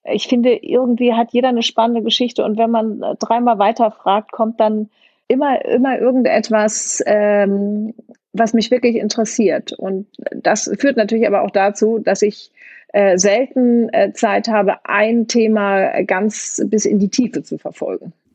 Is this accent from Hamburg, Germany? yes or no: yes; Hamburg, Germany; also born or lived in Kiel; ich bin in Hamburg, äh, am Hamburger Stadtrand aufgewachsen. Ich bin in Kiel geboren, weil meine Mutter da studiert hat